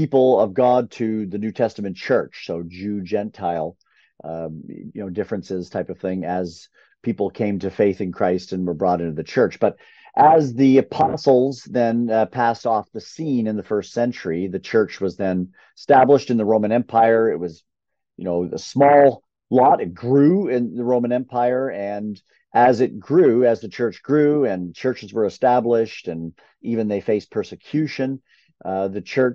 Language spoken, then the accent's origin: English; Canada; I grew up in Canada